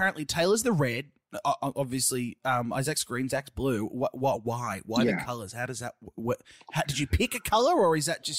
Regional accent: Australia; as an Australian

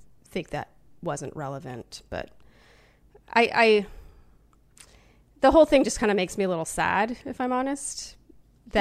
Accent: Canada; being from Canada

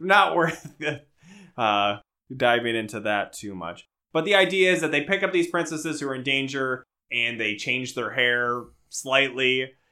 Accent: Minnesota, United States; we're from Minnesota

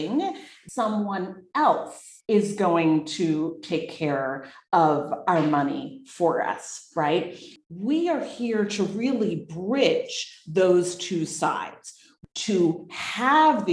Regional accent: New Jersey, United States; moved away as an adult; also born or lived in New York City / Massachusetts / London, England / Los Angeles; now in Boquete, Panama; I was born in New York City, raised in New Jersey

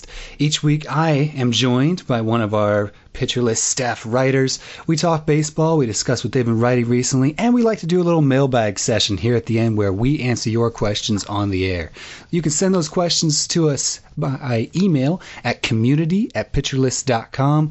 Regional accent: Pontiac, Illinois, United States; I am also from Illinois

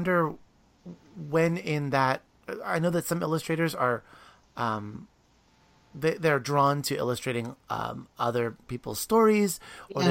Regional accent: Williamsport, Pennsylvania, United States; I grew up in Williamsport, Pennsylvania, like just outside of Hershey

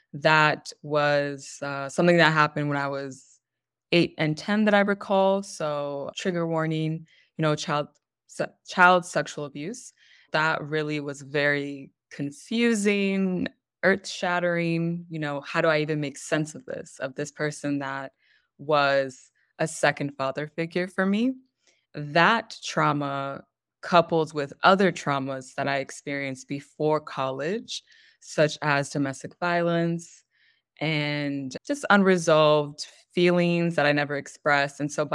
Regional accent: California, United States; also born or lived in Michigan / Pennsylvania; So I was born in Michigan, but I didn't live there past, I think, one, if that. So my family went back to Los Angeles, and we moved around a bunch within California, eventually moved to Pennsylvania, Connecticut, Pennsylvania again, Maryland, Pennsylvania again, California

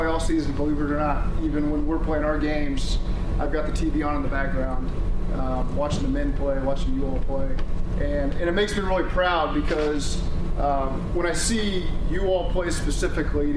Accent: Nebraska, United States; I'm from Nebraska

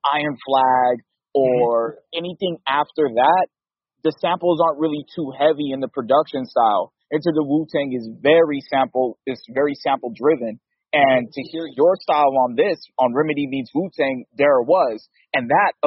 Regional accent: Los Angeles, California, United States; also born or lived in Barstow, California; I'm from Los Angeles originally, but Barstow is the city that I stayed up in for a time in San Bernardino County.

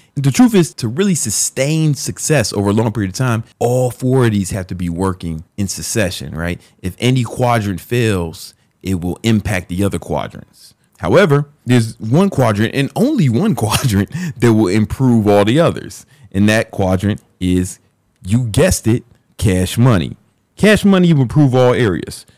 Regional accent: Chicago, Illinois, United States; when I was growing up in South Side of Chicago

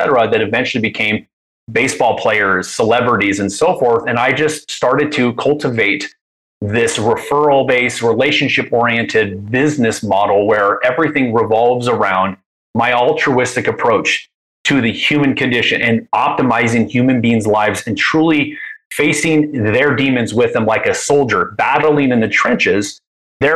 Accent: Anaheim, California, United States; I grew up, I was born in Anaheim. I grew up around that.

